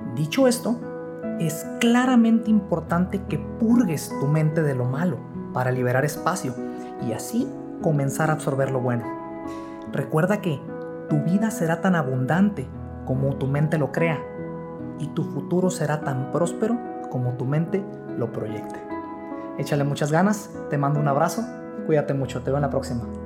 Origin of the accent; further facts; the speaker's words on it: Mexico; México, que es mi país natal